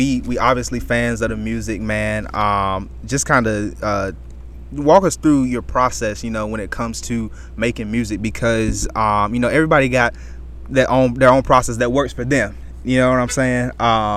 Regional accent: North Carolina, United States; being a guy who's like from North Carolina myself

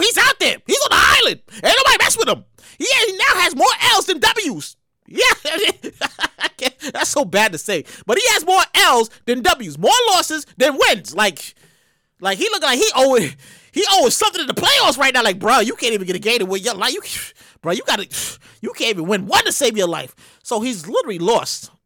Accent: New York City, New York, United States; also born or lived in Queens; I'm from Brooklyn. I, I, live in Queens now, but I miss living in Brooklyn.

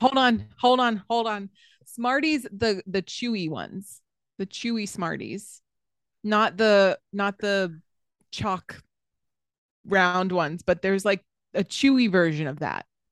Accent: the South, United States; I'm from the South

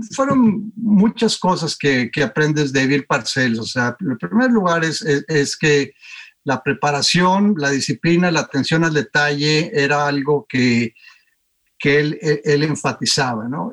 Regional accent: Torreón, Coahuila, Mexico; moved away as an adult; also born or lived in United States; creciendo en Torreón jugué siempre fútbol

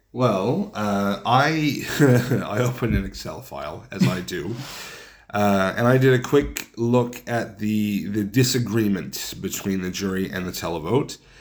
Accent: Canada; when Canadians travel

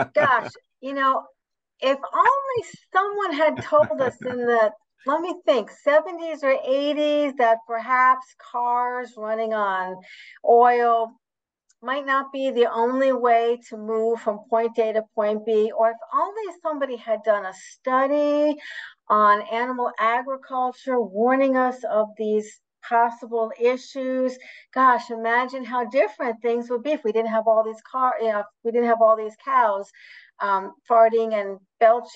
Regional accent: New York, United States; I'm a New Yorker

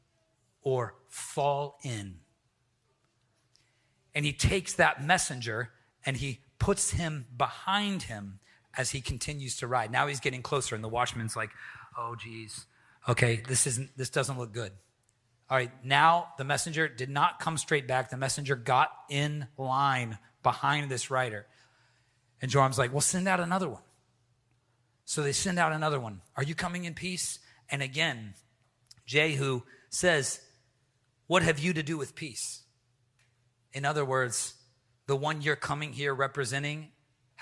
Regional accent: the Bible Belt, the South, United States; now in New England, United States; I'm from the Bible Belt

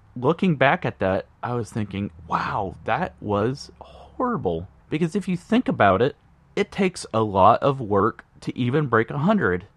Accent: Indianapolis, Indiana, United States; born and raised in Indianapolis, Indiana.

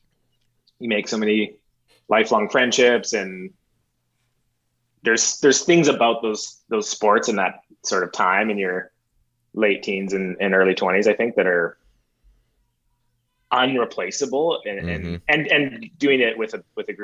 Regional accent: Calgary, Alberta, Canada; I grew up in Calgary, so we had the Roughnecks

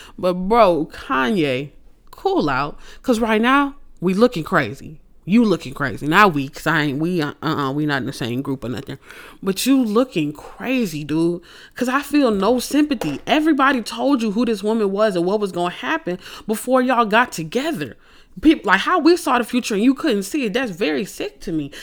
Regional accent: Houston, Texas, United States; I'm from Houston.

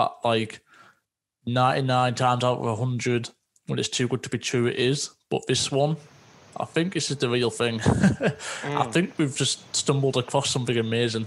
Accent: Teesside, North East England, United Kingdom; also born or lived in Scotland; just north of Yorkshire, where we're in a place called Teesside. So we're nicknamed Smoggies

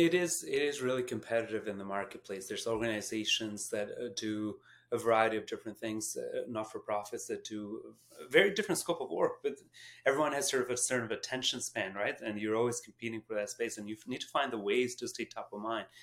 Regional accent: Canada; as Canadian

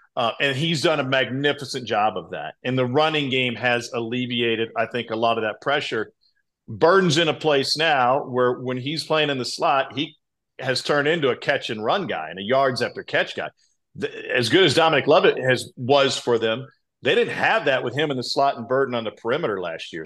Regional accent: Columbia, Missouri, United States; I grew up in Columbia

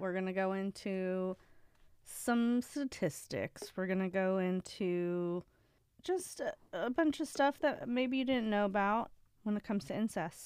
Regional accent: Ohio, United States; moved away; I remember in Ohio when I was a hostess

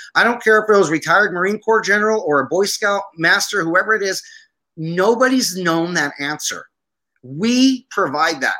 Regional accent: Aleppo, Aleppo Governorate, Syria; now in United States; My family's Armenian, and I was born in Aleppo, Syria. So a guy coming from Syria who joined the army

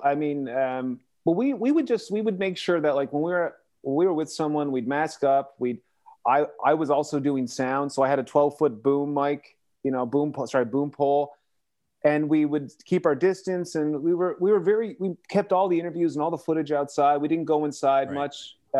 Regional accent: Canada; We just say, we're Canadian. This is not our election.

